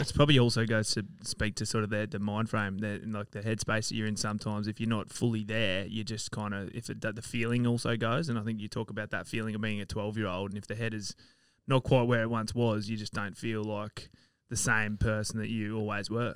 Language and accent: English; Sydney, New South Wales, Australia; moved away; I'm from Sydney originally